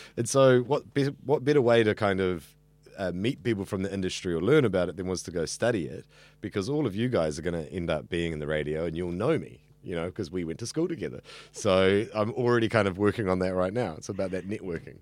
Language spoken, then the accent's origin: English; Auckland, New Zealand; I grew up here in central Auckland.